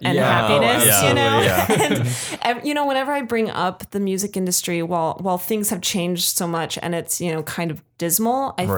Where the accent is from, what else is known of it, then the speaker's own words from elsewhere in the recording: Colorado, United States; I'm not local to the Bay Area. Mm-hmm. Like I'm from Colorado.